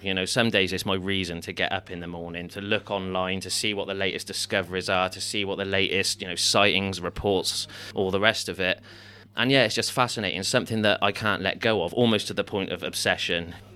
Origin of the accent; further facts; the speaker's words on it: Stroud, South West England, United Kingdom; my youth in, in in Stroud, growing up in the Stroud Valley